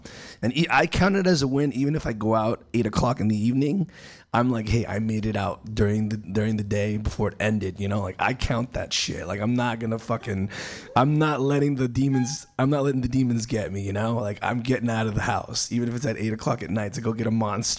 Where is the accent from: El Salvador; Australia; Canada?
El Salvador; moved away; I'm from El Salvador